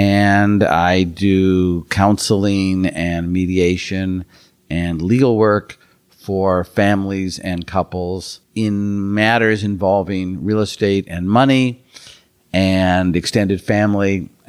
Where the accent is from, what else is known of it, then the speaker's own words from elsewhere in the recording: Minnesota, United States; moved away as an adult; now in San Francisco Bay Area, United States; I've been in the San Francisco Bay Area for 40 years. I grew up in Minnesota and came here for law school. And like many people who come to the Bay Area for school, I stayed. And I've been in the East Bay for 40 years